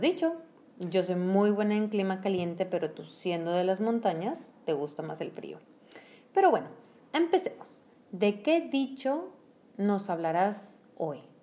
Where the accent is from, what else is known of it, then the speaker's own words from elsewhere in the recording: Mexico; solo en México decimos mande